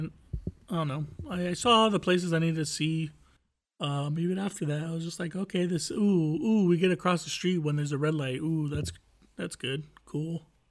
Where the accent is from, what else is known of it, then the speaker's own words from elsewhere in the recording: United States; I'm American.